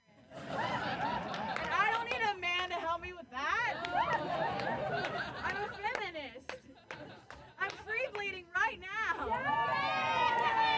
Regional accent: Ohio, United States; now in San Francisco, United States; I grew up with lesbian parents in Ohio

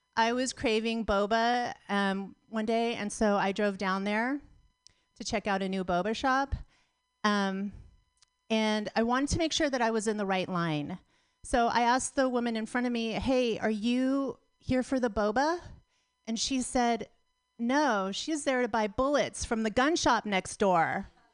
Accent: Pacifica, California, United States; I'm from Pacifica. I grew up in Pacifica.

